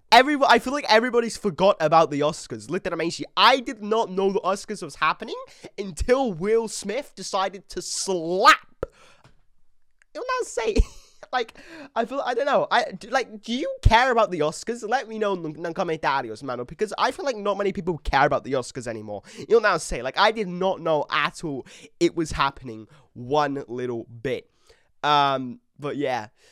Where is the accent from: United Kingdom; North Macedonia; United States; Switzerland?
United Kingdom; England; I'm British, but I'm English.